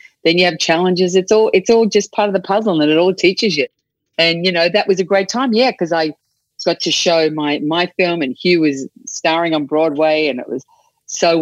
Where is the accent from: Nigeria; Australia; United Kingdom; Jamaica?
Australia; first language English; moved away as an adult; this young kid from Australia.